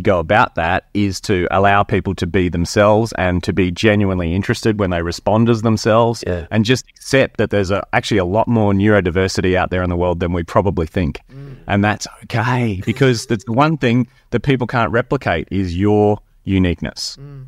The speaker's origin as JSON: {"language": "English", "region": "Queensland", "country": "Australia", "said": "from North Queensland"}